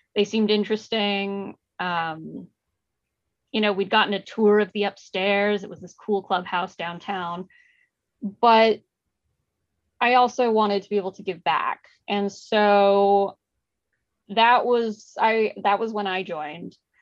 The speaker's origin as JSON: {"language": "English", "town": "Mountain View", "region": "California", "country": "United States", "tie": "born or raised there", "said": "I grew up in Mountain View"}